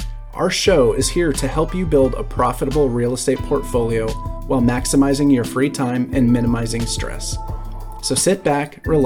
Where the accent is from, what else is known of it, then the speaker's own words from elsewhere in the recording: Dallas, Texas, United States; moved away as an adult; also born or lived in Nashville, Tennessee; I was raised in Dallas, Texas, and moved away for college. After college, I moved to Nashville